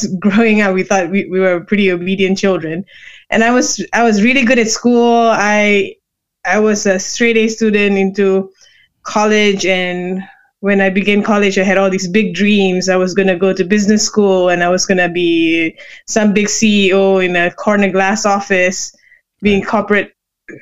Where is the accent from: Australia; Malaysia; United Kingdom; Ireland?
Malaysia; Kuala Lumpur; moved away as an adult; now in United States; I was born and raised in Malaysia